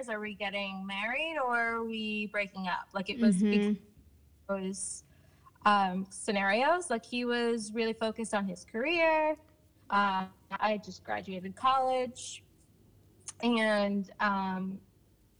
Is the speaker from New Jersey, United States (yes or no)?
yes; Hamilton, New Jersey, United States; born in Hamilton, New Jersey. Born, never lived anywhere else.